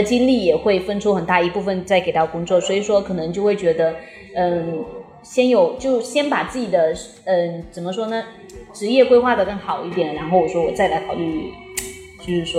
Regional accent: Fujian, China; 因为我们都是福建的嘛

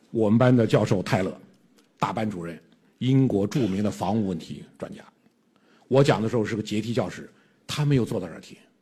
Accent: China; 我们中国人

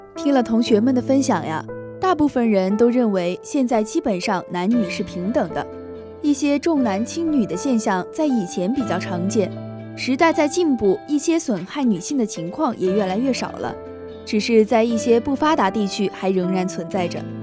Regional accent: Sichuan, China; 我本来是四川人嘛

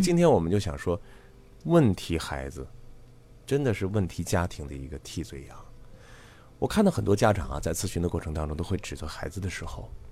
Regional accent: China; 咱们中国人

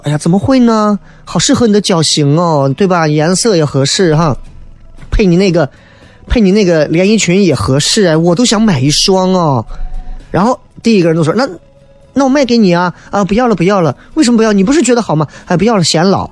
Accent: Xi'an, Shaanxi, China; 作为一个西安人来讲，还真的很难解释

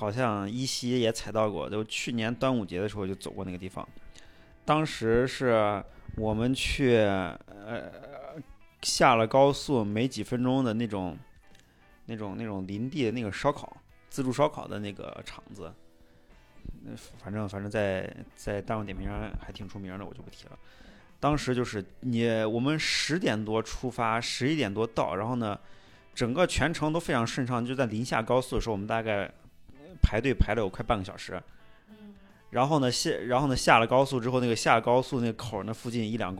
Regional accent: Xi'an, Shaanxi, China; 太平峪，大家就是作为西安人啊，人生人生中去过一两次就行了。

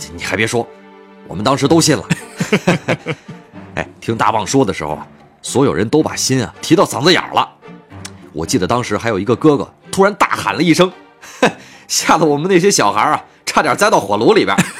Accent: Yunnan, China; moved away; 因为我的老家呀，就是云南的

